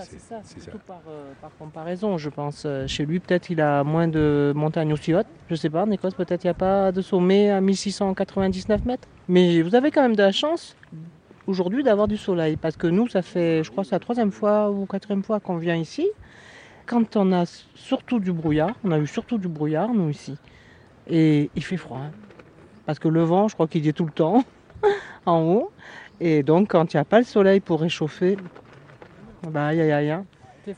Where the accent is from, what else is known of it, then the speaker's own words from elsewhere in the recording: Var, Provence-Alpes-Côte d'Azur, France; On est des Varois